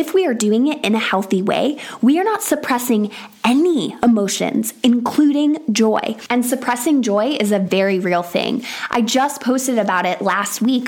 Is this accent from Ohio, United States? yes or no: no; Syracuse, New York, United States; now in England, United Kingdom; I am originally from Syracuse, New York, which is one of the top 10 snowiest cities in America. So when I say that I grew up with snow